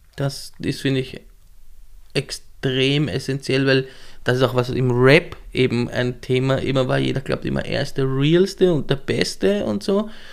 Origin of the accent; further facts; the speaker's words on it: southern Weinviertel, Lower Austria, Austria; moved away as an adult; also born or lived in Marchfeld; now in Vienna, Austria; im südlichen Weinviertel bin ich mhm. aufgewachsen